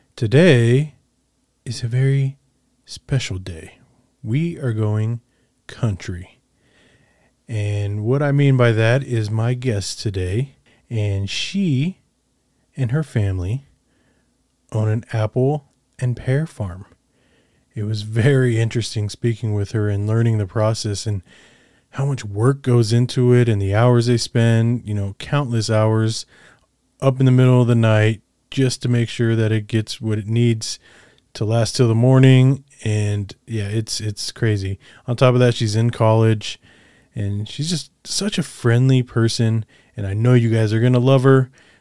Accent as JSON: {"language": "English", "town": "Olympia", "region": "Washington", "country": "United States", "tie": "born or raised there", "said": "That's where I was born"}